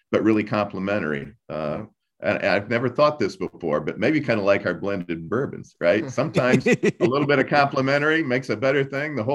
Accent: Columbus, Indiana, United States; also born or lived in Louisville, Kentucky / St. Petersburg, Florida; we're from Columbus, Indiana, uh, and have a home in Louisville, Kentucky, and also St. Pete, Florida.

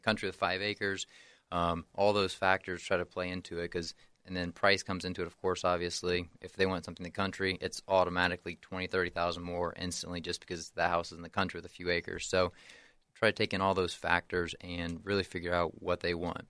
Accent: Henry County, Indiana, United States; also born or lived in near Chicago, Illinois; moved back down to this area when I was about seven years old, and then grown up here in Henry County ever since

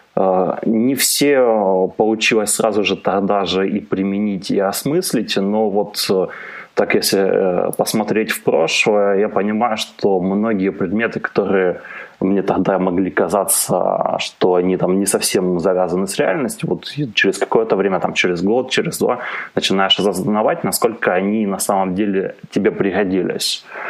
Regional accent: Kharkiv, Kharkiv Oblast, Ukraine; born or raised there; also born or lived in Germany (East Germany)

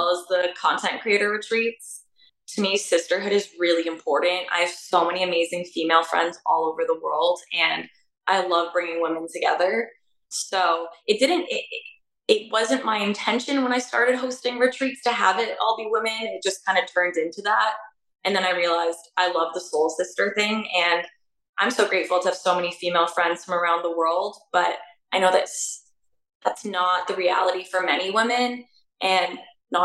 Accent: Toronto, Ontario, Canada; moved away as an adult; also born or lived in Hong Kong / Romania; But I mainly grew up in Canada, and I actually grew up in Toronto

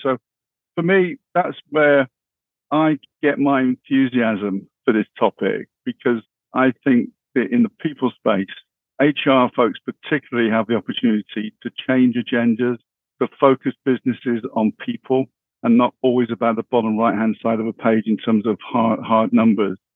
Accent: Bristol, South West England, United Kingdom; I originally come from the west of England. Bristol was my, my hometown.

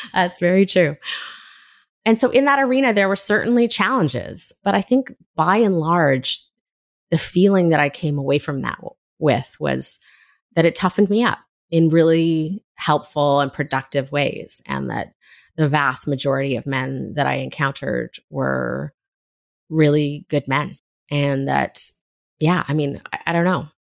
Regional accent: Left Coast, British Columbia, Canada; kind of strange mix that I grew up in on the Left Coast

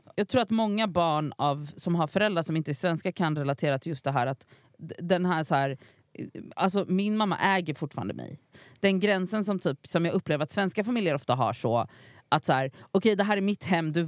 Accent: Gothenburg, Västra Götaland, Sweden; moved away; jag var hemma i Göteborg

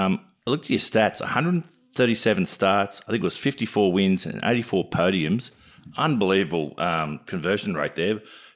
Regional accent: Wollongong, New South Wales, Australia; I'm a guy from Wollongong

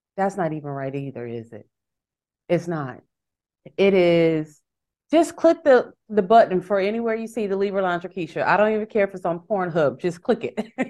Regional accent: Houston, Texas, United States; I'm from Houston

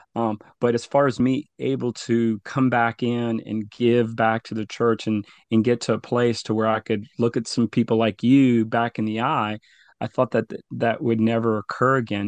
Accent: La Paz River Parish, Louisiana, United States; both of my parents migrated to the U S. Uh, I grew up in the La Paz River Parish area

